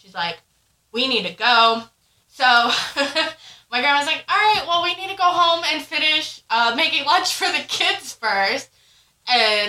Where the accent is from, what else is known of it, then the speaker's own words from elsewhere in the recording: Tuckerton, New Jersey, United States; moved away; I'm originally from New Jersey. It's a small town called Tuckerton